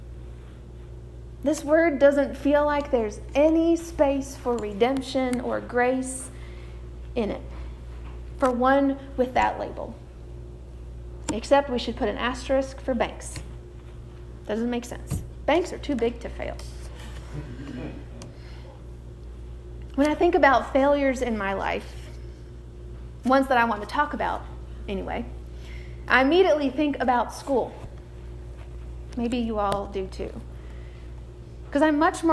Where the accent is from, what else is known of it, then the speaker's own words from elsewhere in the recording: United States; we as American Christians